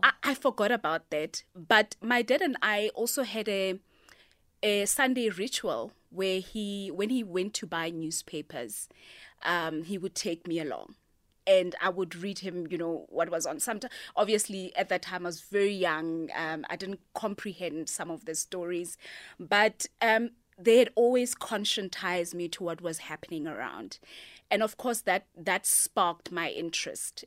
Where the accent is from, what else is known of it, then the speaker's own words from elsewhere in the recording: Pretoria, Gauteng, South Africa; also born or lived in Cape Town; now in Johannesburg, South Africa; I'm originally from Mamelodi